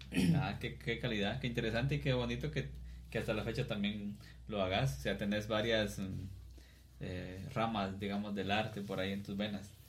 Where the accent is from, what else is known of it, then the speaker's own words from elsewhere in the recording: Cuilapa, Santa Rosa, Guatemala; los tres seamos de acá